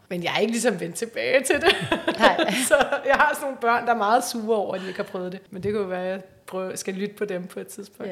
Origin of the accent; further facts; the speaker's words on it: Copenhagen, Capital Region of Denmark, Denmark; Jeg er fra Yder